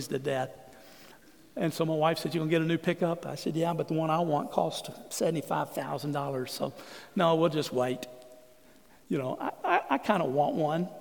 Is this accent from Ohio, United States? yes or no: no; Southeast Texas, United States; also born or lived in San Antonio; I grew up in Southeast Texas where there was only one race, and we were all white